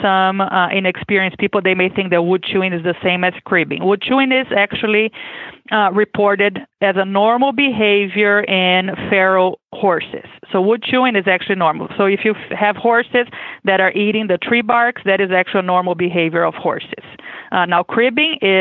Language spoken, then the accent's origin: English; Brazil; English is a second language; moved away as an adult; now in Kentucky, United States; I am originally from Brazil, as you can expect with my accent. I was born and raised there